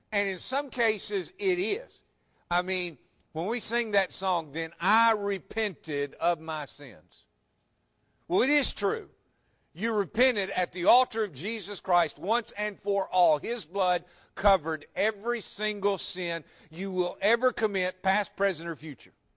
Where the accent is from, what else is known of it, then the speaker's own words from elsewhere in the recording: West Tennessee, United States; I grew up in West Tennessee.